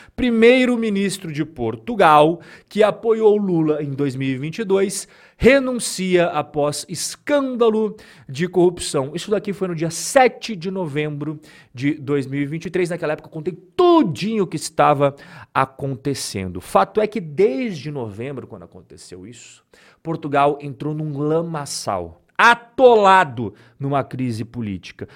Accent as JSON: {"language": "Portuguese", "country": "Brazil", "said": "todos nós que não somos europeus, que somos brasileiros"}